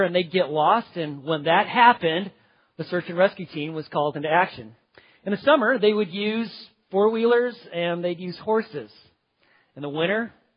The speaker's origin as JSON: {"language": "English", "town": "White Sulphur Springs", "region": "Montana", "country": "United States", "tie": "born or raised there", "said": "when I was a little boy growing up in Montana in the mountains, little town, White Sulphur Springs"}